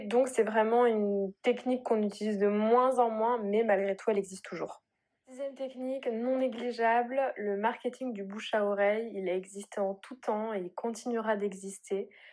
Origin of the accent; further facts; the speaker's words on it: Bordeaux, Nouvelle-Aquitaine, France; je viens de Bordeaux du coup, j'habite à Bordeaux